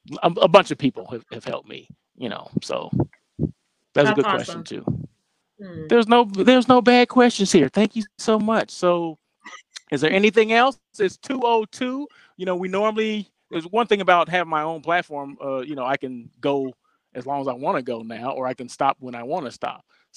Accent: Oklahoma, United States; I'm from Oklahoma.

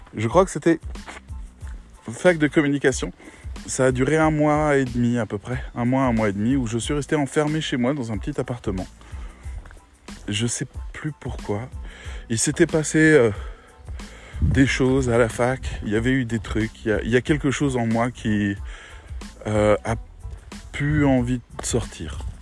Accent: Metz, Grand Est, France; moved away as an adult; also born or lived in Rennes; je venais de Metz où, où tout était un peu plan-plan

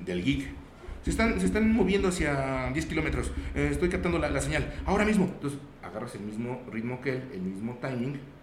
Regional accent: Zacatecas, Mexico; also born or lived in Aguascalientes; Yo no soy de aquí, yo, yo soy de la ciudad de Aguascalientes pero llegué aquí en la ciudad de Zacatecas a los 3, 4 años.

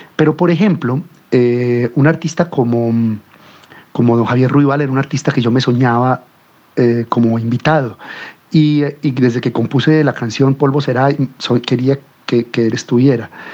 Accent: Colombia; also born or lived in Cuba; las sonoridades del tango, que son las sonoridades con las que yo crecí en mi pueblo

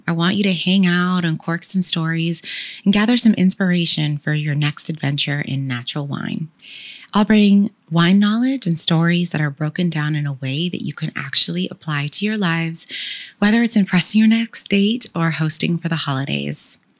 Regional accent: Sacramento, California, United States; I'm proudly from Sacramento and graduated from Sac State

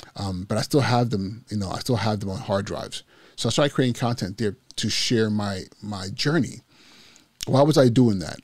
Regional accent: Nigeria; moved away; my culture as a Igbo, as a Nigerian

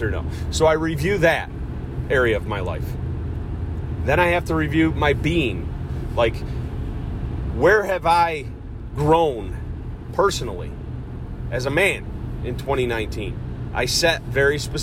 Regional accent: Cortland, New York, United States; Cortland, New York, my hometown

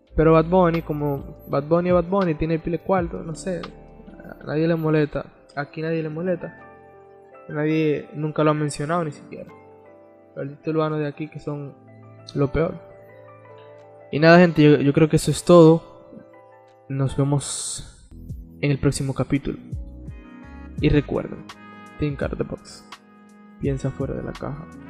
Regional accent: Dominican Republic

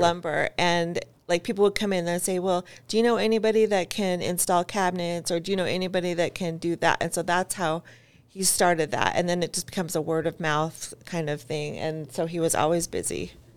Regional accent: Eagle, Idaho, United States; I grew up in Eagle

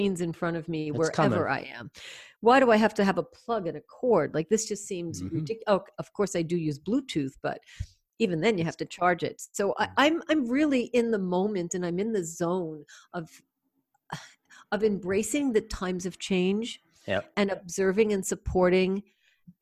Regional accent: United States; I'm from the States

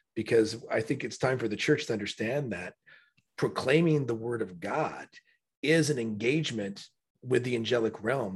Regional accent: Florida, United States; I'm a true native Floridian.

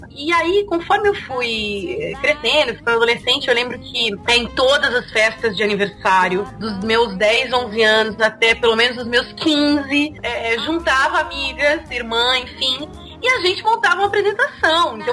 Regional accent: São Paulo, Brazil; Meu, somos de São Paulo, meu.

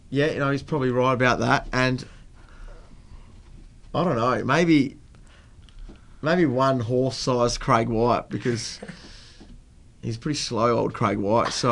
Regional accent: Italy; Uh, it was an advantage growing up in Italy, and you know I had Adam with me. He's another Italian

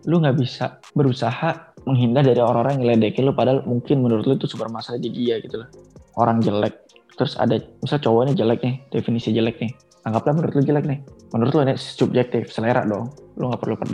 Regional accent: Aceh, Indonesia; tapi kalau gue ya emang gue Aceh

